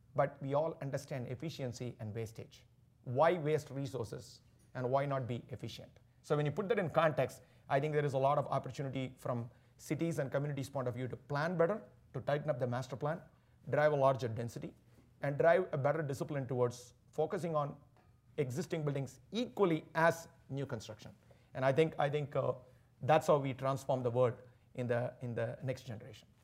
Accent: Chennai, Tamil Nadu, India; moved away; growing up in Chennai, the southern part of India

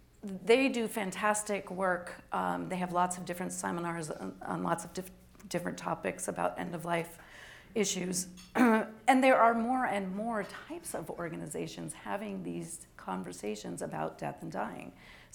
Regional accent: Oregon, United States; This is where I have to admit I'm originally from Oregon. So I was actually living there while they were debating their law.

